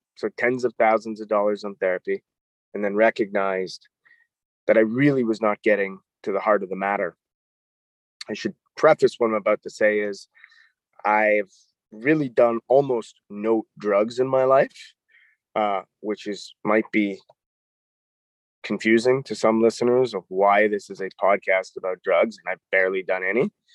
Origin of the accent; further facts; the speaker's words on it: Toronto, Ontario, Canada; moved away as an adult; also born or lived in New York; I'm a Canadian. I grew up in Toronto, Canada